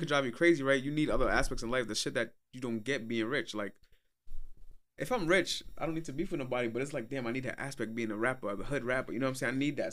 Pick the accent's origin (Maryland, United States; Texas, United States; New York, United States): New York, United States; Brooklyn; I'm from Brooklyn